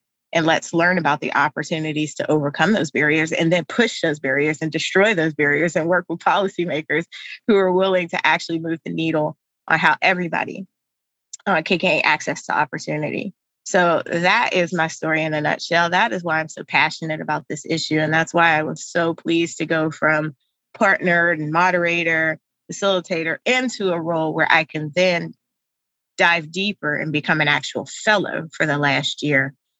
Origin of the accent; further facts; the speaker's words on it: United States; growing up in America, it's always made to sound like the stuff that happens to you is all your fault